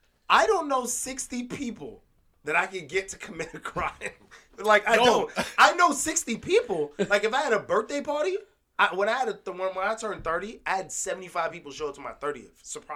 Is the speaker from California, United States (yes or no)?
no; New York City, New York, United States; Yeah, I'm from Brooklyn, New York. You know, okay. Born and raised.